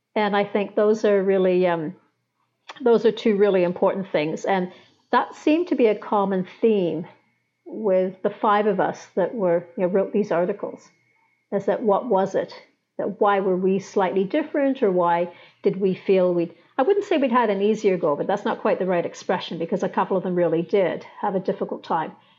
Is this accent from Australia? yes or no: no; England, United Kingdom; where I grew up in England